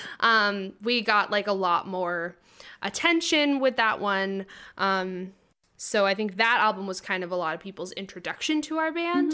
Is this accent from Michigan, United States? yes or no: no; South Berwick, Maine, United States; moved away as an adult; also born or lived in Boston; I grew up in South Berwick, Maine, um, very, the very bottom tip of Maine